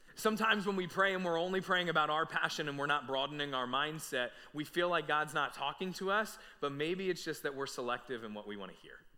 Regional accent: New Jersey, United States; we were born and raised in South Jersey, right outside of Philadelphia

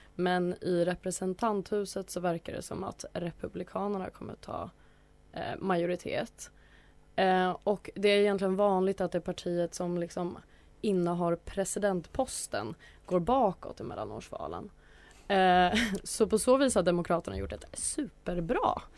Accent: Atlingbo, Gotland, Sweden; i Atlingbo socken där jag växte upp.

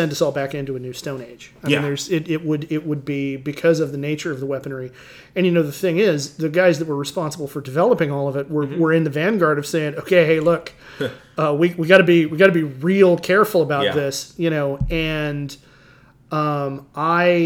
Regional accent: Hawaii, United States; moved away; spending several years growing up in Hawaii with a very large Japanese American population

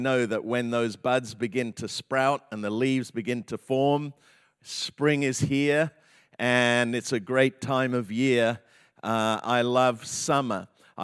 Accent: England, United Kingdom; moved away; I grew up in England in a very kind of, you know, Anglican, conservative church

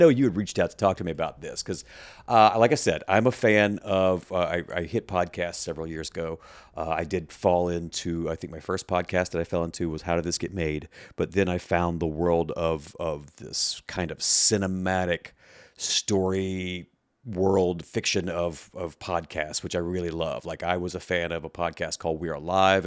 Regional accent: Mississippi Gulf Coast, United States; also born or lived in West Virginia / upstate New York; now in Chicago, United States; I grew up on the Mississippi Gulf Coast

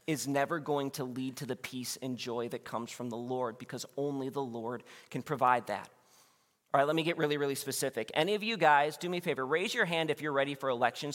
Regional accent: Wheaton, Illinois, United States; I was born in Wheaton, Illinois, which is a suburb of Chicago

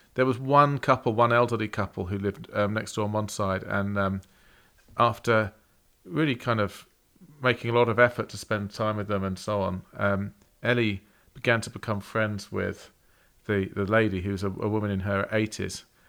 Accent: England, United Kingdom; moved away; we're English.

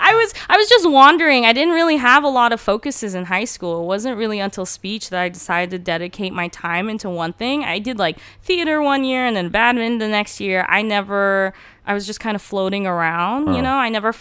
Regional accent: Redlands, California, United States; first language Turkish; English is a second language; also born or lived in Turkey; I'm from Redlands, California. Okay. At least that's where I went to high school.

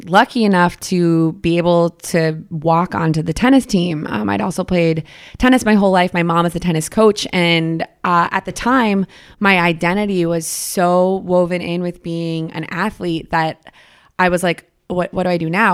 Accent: Boston, Massachusetts, United States; I'm from Boston, Titletown

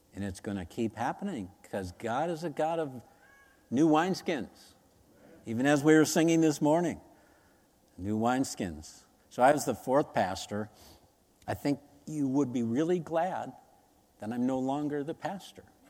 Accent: United States; as Americans, we remember nine eleven like yesterday

